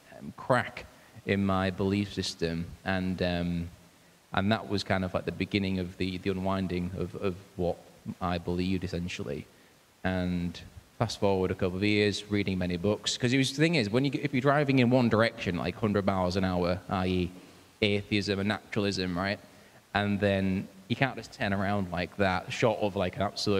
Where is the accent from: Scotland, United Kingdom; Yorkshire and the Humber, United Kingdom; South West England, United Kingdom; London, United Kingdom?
Yorkshire and the Humber, United Kingdom; Hull; I'm from Hull, born in Hull, and been in Hull ever since